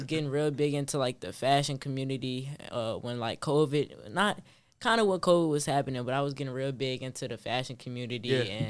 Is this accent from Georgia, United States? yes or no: no; Richmond, Virginia, United States; I got a clothing brand. I go to Manchester High School. I'm from Richmond.